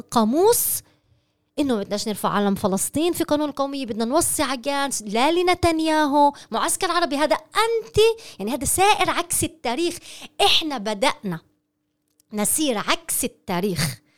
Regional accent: Palestine; هل نريد كفلسطينيين أن ننتصر على المشروع الكولونيالي أم لا

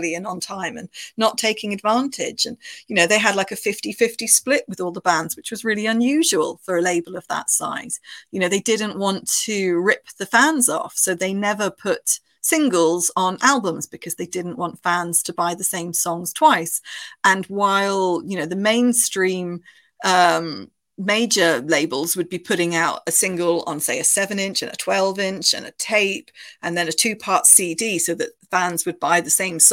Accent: United Kingdom; moved away as an adult; now in Bristol, United Kingdom; I grew up near Bristol. Bristol was about an hour away from where I grew up

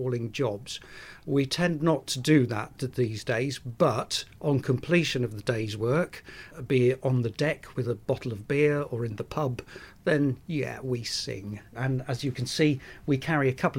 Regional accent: Brixham, South West England, United Kingdom; I grew up in Brixham, which is a thriving fishing port.

